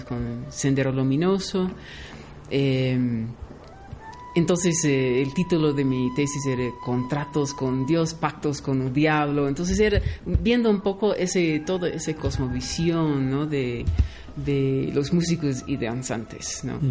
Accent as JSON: {"language": "Spanish", "town": "Los Angeles", "region": "California", "country": "United States", "tie": "born or raised there", "said": "yo nací en Los Ángeles, California, Estados Unidos"}